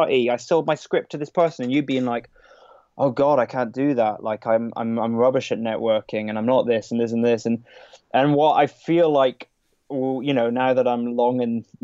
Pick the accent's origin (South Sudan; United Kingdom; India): United Kingdom; Scotland; also born or lived in London; now in Brighton, United Kingdom; It's up in Scotland, where I'm actually from originally. I was born and brought up in Scotland.